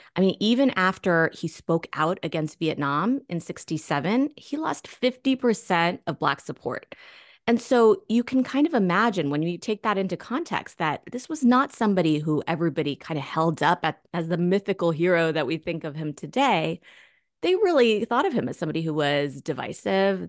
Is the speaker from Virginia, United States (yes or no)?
yes; Northern Virginia, United States; also born or lived in Germany; I grew up in Northern Virginia